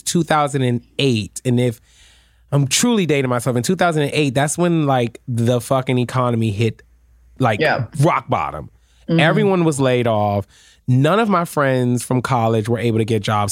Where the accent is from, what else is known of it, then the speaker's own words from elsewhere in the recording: Washington, District of Columbia, United States; also born or lived in Prince George's County, Maryland / New York / Florida; now in New Jersey, United States; I grew up in Washington D.C. and I will mm-hmm. always say I am a D.C. native